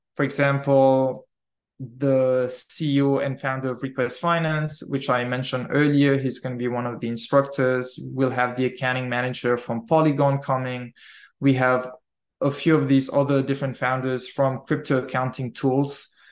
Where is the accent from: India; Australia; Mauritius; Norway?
Mauritius; moved away as an adult; also born or lived in Malta / Netherlands; Originally, I'm from Mauritius Island, born and raised there.